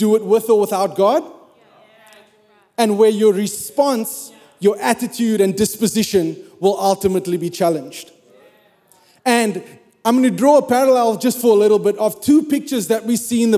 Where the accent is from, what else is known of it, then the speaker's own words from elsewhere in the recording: South Africa; moved away as an adult; I'm South African.